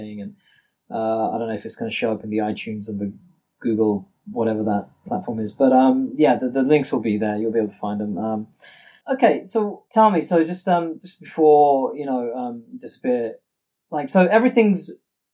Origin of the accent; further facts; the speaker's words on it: India; me being Indian